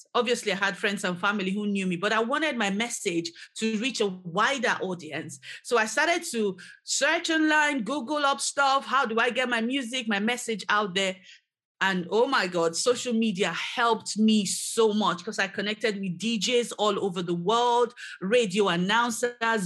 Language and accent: English; Nigeria; now in Edinburgh, United Kingdom; back in Nigeria, my home country